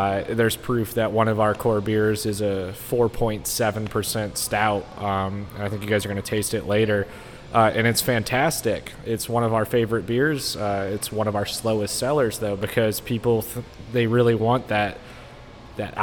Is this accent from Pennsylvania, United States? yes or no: yes; Pennsylvania, United States; moved away as an adult; also born or lived in Pittsburgh; now in Texas, United States; I'm from Pennsylvania